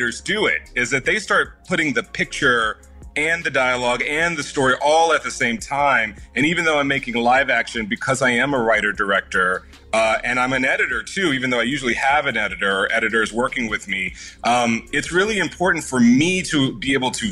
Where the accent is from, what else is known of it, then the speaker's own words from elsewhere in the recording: Houston, Texas, United States; moved away; I was born there, born and raised in Houston